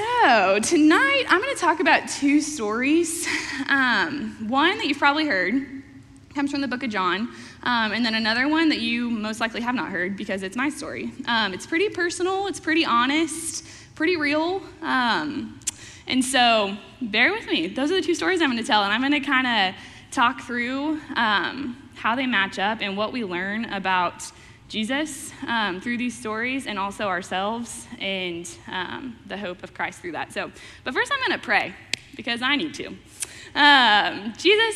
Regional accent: Fort Worth, Texas, United States; moved away as an adult; also born or lived in Wichita, Kansas / Branson, Missouri; now in Oklahoma City, United States; I'm originally from Fort Worth, Texas

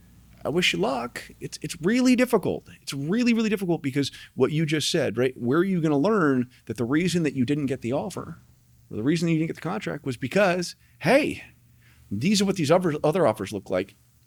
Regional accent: Tucson, Arizona, United States; moved away; I came here from Tucson, Arizona. I didn't know anybody.

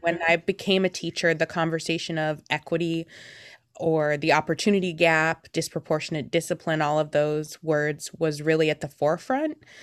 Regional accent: Beaverton, Oregon, United States; also born or lived in Portland, Oregon; I've been born and raised in the Portland metro area. Um, most of the time I was in Beaverton

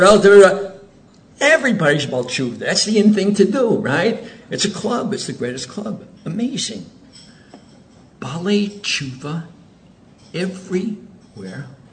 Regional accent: Zurich, Switzerland; now in Oceanside, United States; So I was born in Switzerland. My father was a rabbi in Zurich.

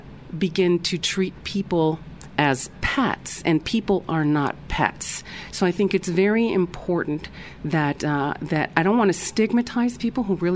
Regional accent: United States; moved away; being an American, a U.S.-born American, just I'm an expat, so, or was an expat

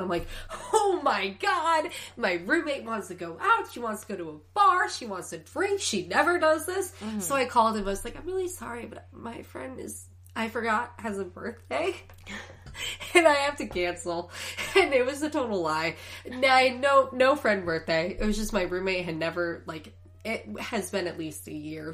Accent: Chicago, Illinois, United States; born or raised there; now in Los Angeles, United States

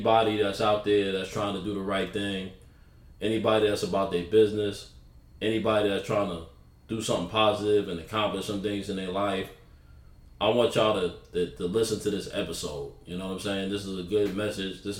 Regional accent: New York City, New York, United States; moved away as an adult; also born or lived in the South; I'm from New York City, South Jamaica, Queens

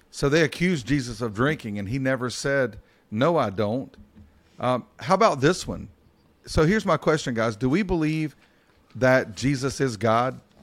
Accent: Mount Airy, North Carolina, United States; when I was a kid, I grew up in Mount Airy, North Carolina.

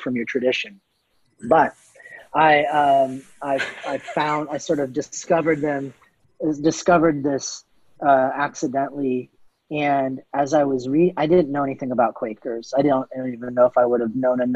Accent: Canton, Ohio, United States; I grew up in Canton, Ohio

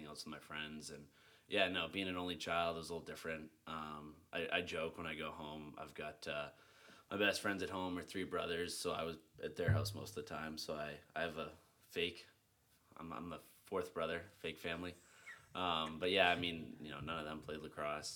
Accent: Vancouver Island, British Columbia, Canada; moved away as an adult; also born or lived in Mars Hill University; now in Houston, United States; I grew up on Vancouver Island

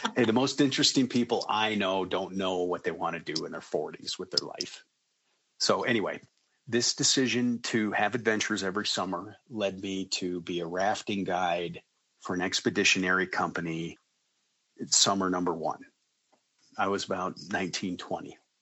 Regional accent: Colorado, United States; I live in a suburb of Denver. I was born and raised in Colorado

